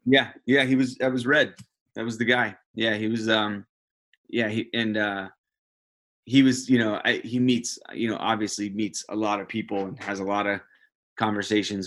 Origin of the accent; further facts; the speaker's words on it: United States; being an American